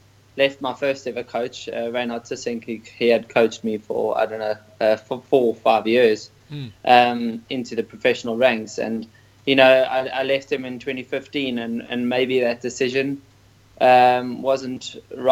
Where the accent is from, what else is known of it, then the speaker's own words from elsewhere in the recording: Port Elizabeth, Eastern Cape, South Africa; I was born in Port Elizabeth